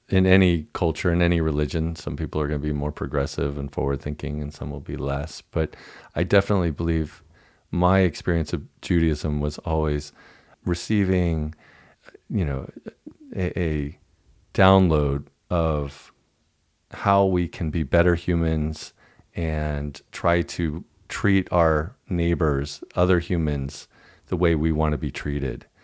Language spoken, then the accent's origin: English; Dallas, Texas, United States; I was raised in Deep